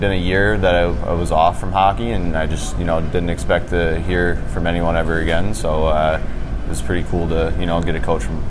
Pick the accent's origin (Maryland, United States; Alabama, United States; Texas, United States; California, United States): Maryland, United States; I'm from Maryland, and so being from Maryland, you kind of have to play lacrosse at some point in your life.